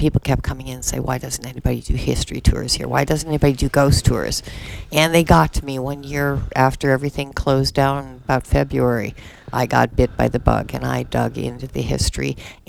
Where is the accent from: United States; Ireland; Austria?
United States; Florida Gulf coast; moved away as an adult; also born or lived in Lake Superior / Sarasota, Florida; now in Metamora, United States; And then I moved to Florida with my parents and lived on the Gulf until I was quite a bit older. I was a professional artist in Sarasota for 25 years before I met a sweet little hillbilly who moved me here.